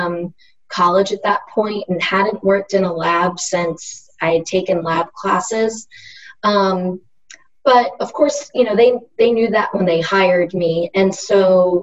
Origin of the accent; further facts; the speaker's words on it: Pennsylvania, United States; moved away as an adult; also born or lived in Durham, North Carolina; now in North Carolina, United States; I grew up in Pennsylvania